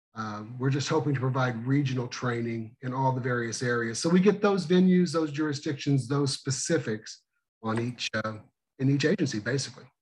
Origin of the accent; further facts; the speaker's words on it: Missouri, United States; my hometown of 792 people, down in the school of um, the great state of Missouri